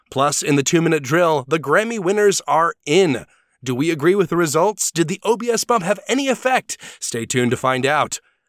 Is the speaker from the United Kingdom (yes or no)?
no; Deep South, United States; As a hillbilly, I am from the Deep South, and I believe